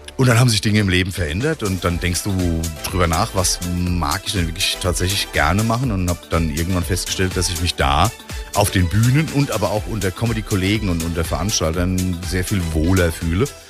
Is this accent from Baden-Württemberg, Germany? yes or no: no; Bingen am Rhein, Rhineland-Palatinate, Germany; moved away; also born or lived in Frankfurt / Offenbach; Gebürtig in Bingen